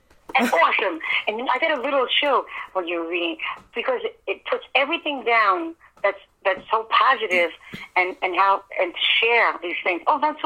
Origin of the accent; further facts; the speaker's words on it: New York City, New York, United States; I was in a very, near King's Plaza, which is Brooklyn, Flatbush area.